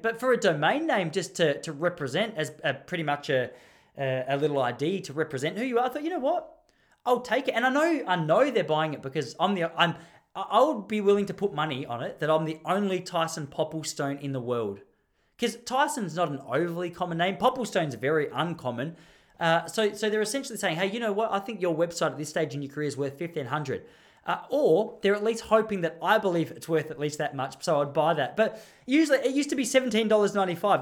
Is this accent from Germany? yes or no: no; Melbourne, Victoria, Australia; I'm from Mel-, I'm just from Melbourne.